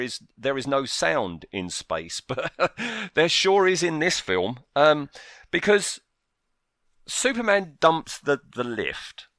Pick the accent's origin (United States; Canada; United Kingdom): United Kingdom; I live in the U K, I have all my life.